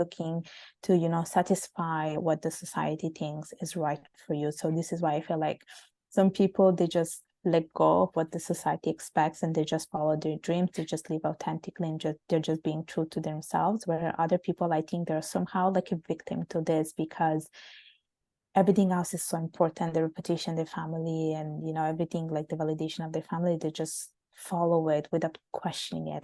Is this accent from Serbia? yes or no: no; Italy; moved away as an adult; also born or lived in Bangladesh; now in Canada; living in Italy, growing up in Italy, which is a, such a warm and sunny country